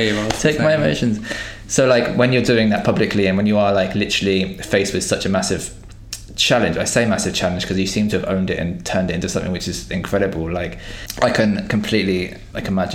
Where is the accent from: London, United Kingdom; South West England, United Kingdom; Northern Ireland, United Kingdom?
South West England, United Kingdom; Devon; I'm from Devon, so I'm like it's super white, super straight.